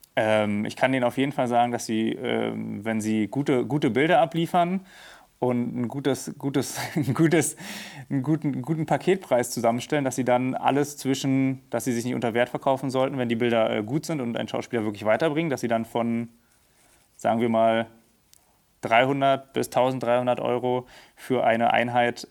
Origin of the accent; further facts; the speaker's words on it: Berlin, Germany; ich bin Berliner, born and raised, äh, geboren in Steglitz, aber dann aufgewachsen in äh, Neukölln